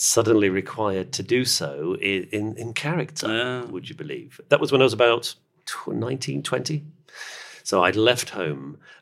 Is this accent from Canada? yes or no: no; United Kingdom; we're sitting here, you and I, in central London, and we're both British.